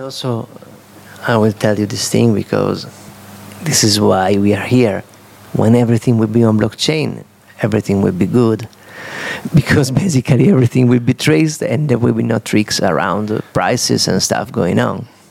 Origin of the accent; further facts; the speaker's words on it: Udine, Friuli-Venezia Giulia, Italy; English is a second language; I'm from Udine, an artist of Italy